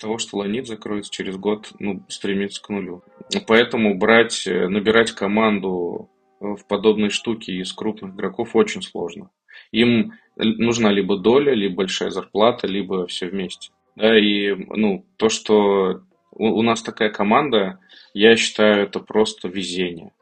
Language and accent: Russian; Kazan, Tatarstan, Russia; мне 33 года, я из Казани